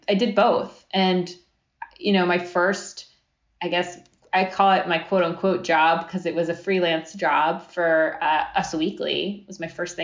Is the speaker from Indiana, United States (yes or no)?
no; Coral Springs, Florida, United States; also born or lived in Long Island, New York; I grew up in Coral Springs, Florida. I was actually born on Long Island, moved to Florida when I was like 4 or 5.